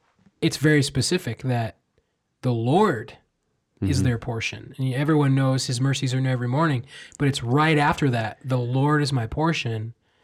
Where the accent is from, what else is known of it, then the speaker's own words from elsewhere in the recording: Iowa, United States; I'm from Iowa.